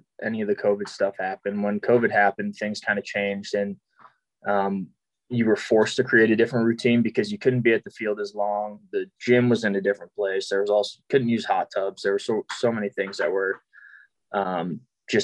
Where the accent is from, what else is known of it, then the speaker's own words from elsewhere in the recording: Massachusetts, United States; moved away as an adult; also born or lived in San Francisco; now in Nashville, United States; I was born in Massachusetts, so I lived there until I went to college